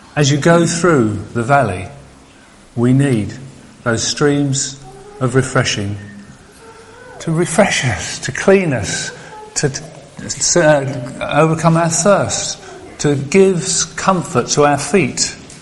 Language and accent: English; United Kingdom; I'm British